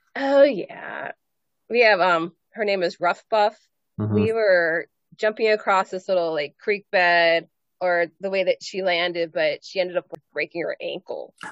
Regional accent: Pennsylvania, United States; I was from Pennsylvania

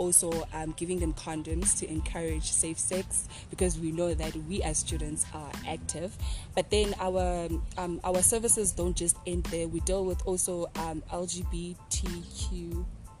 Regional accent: King William's Town, Eastern Cape, South Africa; moved away as an adult; now in Potchefstroom, South Africa; I'm originally from the Eastern Cape in King Williamstown, and I am currently in Potchefstroom

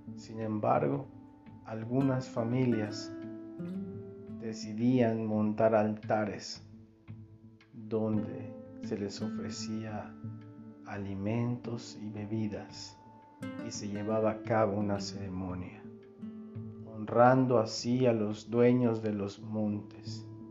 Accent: Valladolid, Yucatán, Mexico; soy de Valladolid, Yucatán.

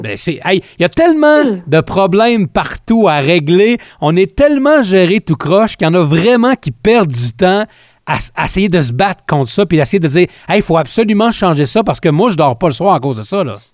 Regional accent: Quebec, Canada; chez nous au Québec

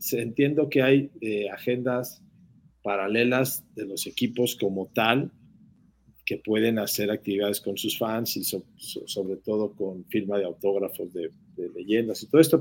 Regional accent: Mexico; nuestro país

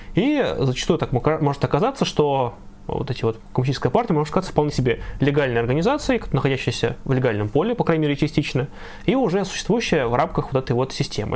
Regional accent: Ivanovo, Ivanovo Oblast, Russia; в моем родном городе

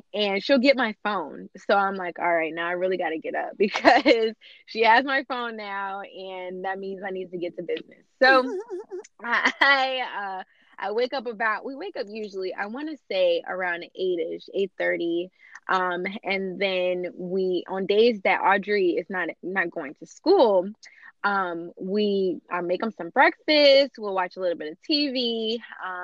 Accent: Virginia Beach, Virginia, United States; moved away as an adult; now in Fredericksburg, United States; I'm from Virginia Beach originally

